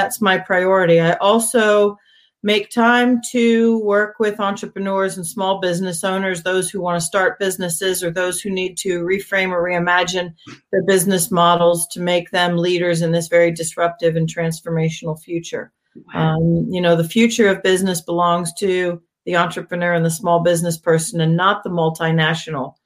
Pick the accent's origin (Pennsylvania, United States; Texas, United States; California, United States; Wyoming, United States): Pennsylvania, United States; Hershey; moved away as an adult; also born or lived in Europe / Abu Dhabi; I grew up in Hershey, Pennsylvania on a farm